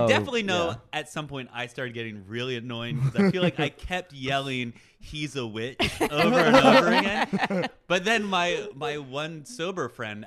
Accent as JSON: {"language": "English", "region": "Vermont", "country": "United States", "tie": "born or raised there", "said": "I grew up in Vermont"}